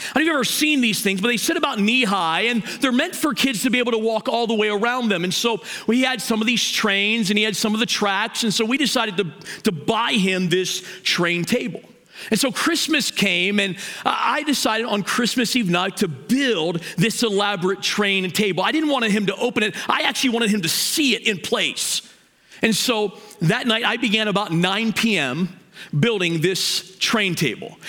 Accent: Hagerstown, Maryland, United States; now in Mansfield, United States; I'm from Hagerstown. I'm a West Ender

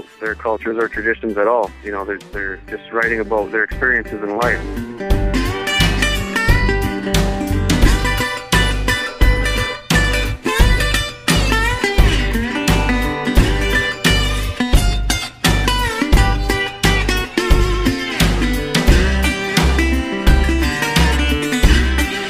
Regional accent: Six Nations Reserve, Ontario, Canada; I'm from the Six Nations Reserve in Ontario, Canada.

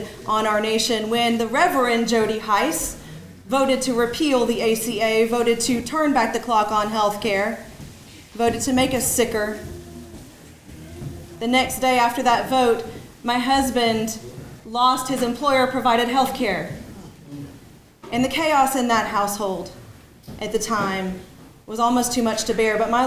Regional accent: Lower Alabama, United States; moved away; my childhood growing up in Lower Alabama

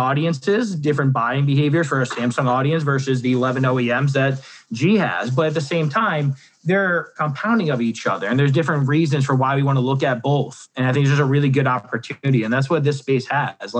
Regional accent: New Jersey, United States; I'm from Jersey, the Sopranos all day.

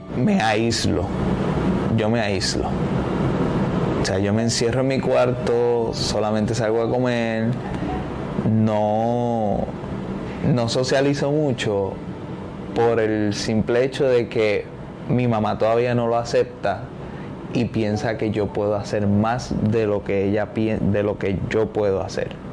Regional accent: Cataño, Puerto Rico; soy de Cataño

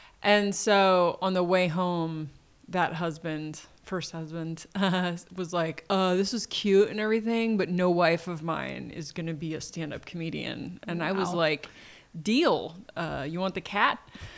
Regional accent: Delaware, United States; also born or lived in Portland; I was born in Delaware. My father was from Delaware. And when my parents split when I was two, my mom moved to Portland.

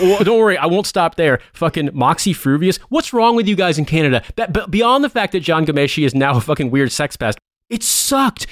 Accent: Midwest, United States; we're both from the Midwest

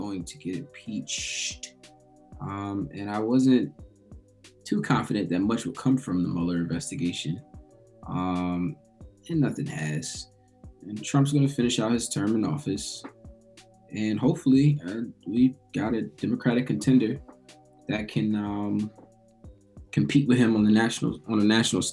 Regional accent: United States

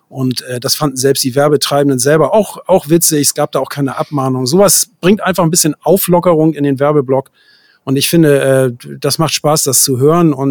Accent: Hamburg, Germany; Aber mich zieht es dann auch immer wieder in die Großstadt zurück und ich bin ja Hamburger, von daher ist das ja, meine, ja. meine Region so.

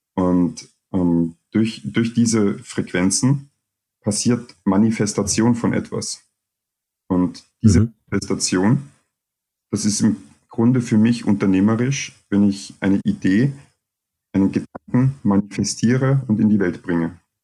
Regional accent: Vienna, Austria; also born or lived in Cottbus, Germany; ich komme aus Deutschland, bin aber nicht lange dort gewesen. Und meine Eltern sind dann nach Österreich gezogen, wo ich mhm. Jahre alt war und eigentlich die meiste Zeit meines Lebens hier in Wien aufgewachsen bin und mich als Österreicher erlebe

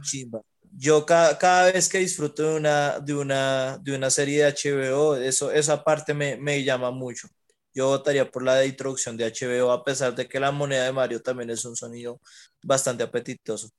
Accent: Huila, Colombia; yo porque soy del Huila siempre comemos tamal

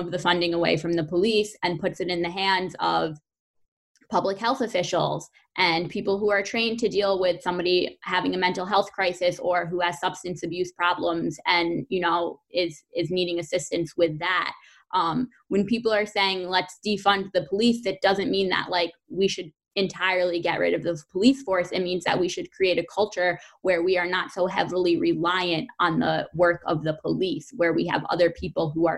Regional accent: Fallsburg, New York, United States; I'm from Fallsburg, so I'm always very proud to be from Fallsburg. That's the community that raised me.

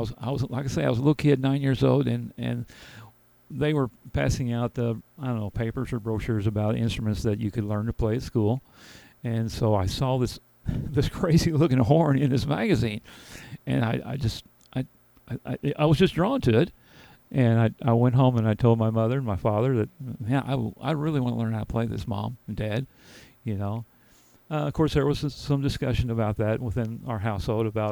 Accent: Murphysboro, Illinois, United States; I am born right in Murfreesboro, down at St. Joseph Hospital, many, many years ago. We won't say the year, but yeah, I've been here most of my life

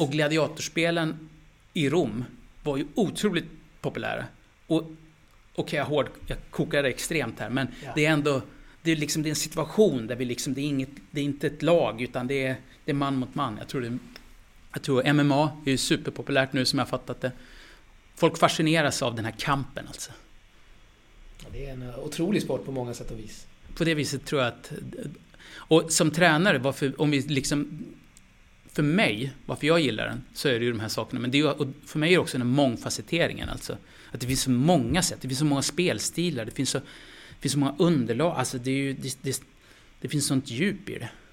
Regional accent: Skellefteå, Västerbotten County, Sweden; jag är från Skellefteå, det är arbetarbakgrund där alltså

